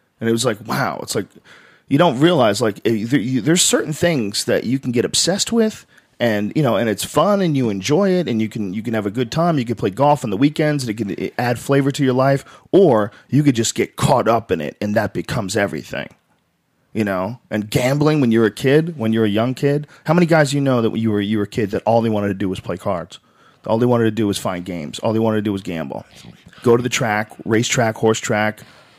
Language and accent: English; Miami, Florida, United States; You say you're Cuban. I'm Cuban from Miami. Of course I'm a Republican.